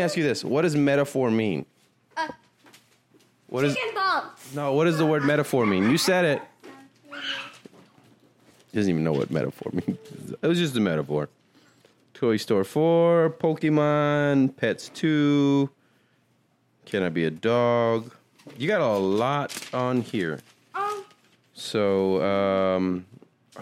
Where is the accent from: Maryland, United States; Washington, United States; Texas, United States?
Texas, United States; the Valley; I'm from the Valley